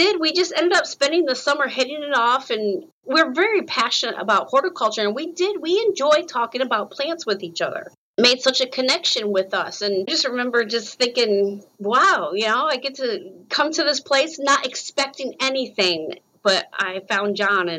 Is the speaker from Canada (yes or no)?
no; Rochester, New York, United States; moved away as an adult; also born or lived in Pennsylvania; now in North Carolina, United States; growing up in Rochester, New York